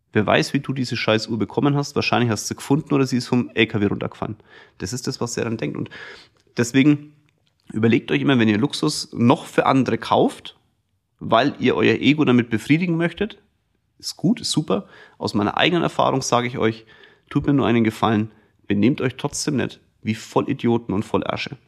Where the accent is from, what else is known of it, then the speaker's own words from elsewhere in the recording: Kulmbach, Bavaria, Germany; ich komme aus Kulmbach, das ist ein kleines Dorf, irgendwie hat mich auch jeder gekannt durch den Sport